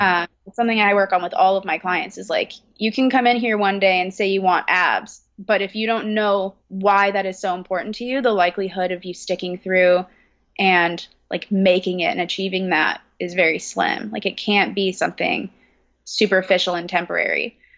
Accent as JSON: {"language": "English", "region": "California", "country": "United States", "tie": "born or raised there", "moved": "as an adult", "lives_now": "Brooklyn, United States", "said": "I am located in Brooklyn, but I was originally born and raised in California"}